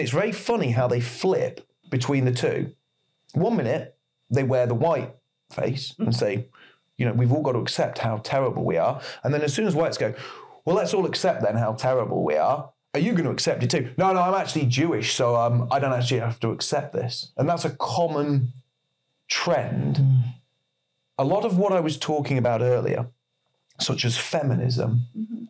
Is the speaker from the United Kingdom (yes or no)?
yes; England, United Kingdom; I am English.